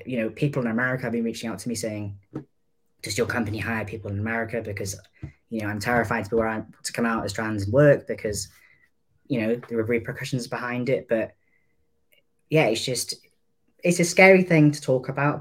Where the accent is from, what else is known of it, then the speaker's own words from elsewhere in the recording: North Wales, United Kingdom; I'm 29 and I'm from North Wales